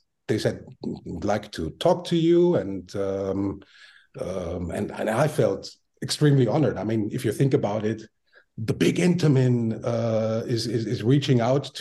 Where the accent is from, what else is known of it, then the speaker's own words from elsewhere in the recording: Vienna, Austria; moved away; I was born and raised in Vienna, Austria